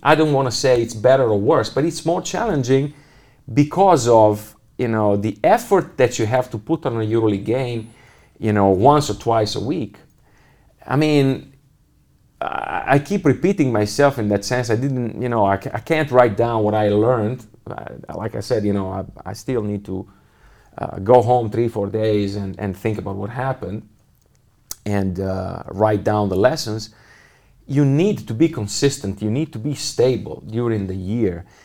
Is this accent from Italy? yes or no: yes; Italy; English is a second language; moved away as an adult; now in Munich, Germany; Milano because it's, it's my home country